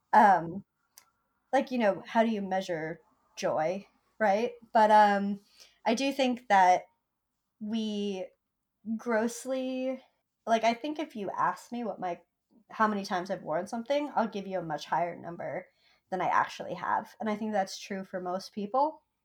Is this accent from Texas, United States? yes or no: no; Vermont, United States; now in New York, United States; I grew up in Vermont where you never had to wait in line for anything.